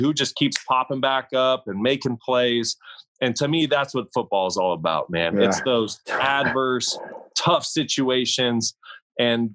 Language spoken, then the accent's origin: English; Kalispell, Montana, United States; moved away as an adult; growing up in Kalispell, Montana